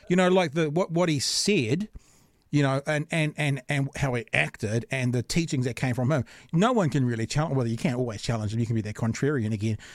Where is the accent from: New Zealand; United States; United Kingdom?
New Zealand; Auckland; I grew up in Auckland.